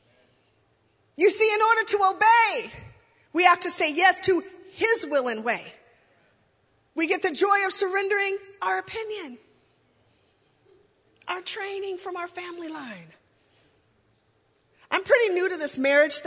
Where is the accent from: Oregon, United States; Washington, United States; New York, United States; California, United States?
Washington, United States; Lacey; I grew up in the Baptist church, it felt like we were always, in my Baptist church anyway, in little old Lacey, Washington